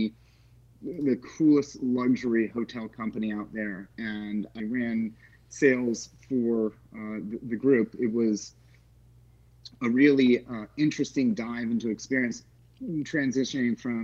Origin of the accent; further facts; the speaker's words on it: Palm Springs, California, United States; moved away as an adult; now in Nashville, United States; I grew up in Palm Springs